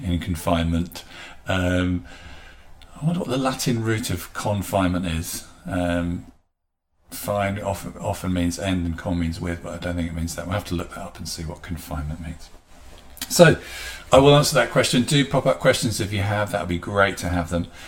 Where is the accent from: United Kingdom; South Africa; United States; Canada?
United Kingdom; England; as English people